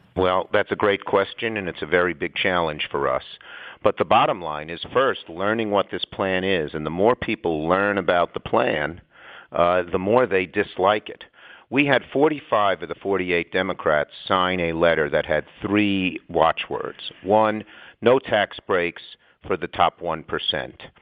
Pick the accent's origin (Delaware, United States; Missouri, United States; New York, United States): New York, United States; I'm a New Yorker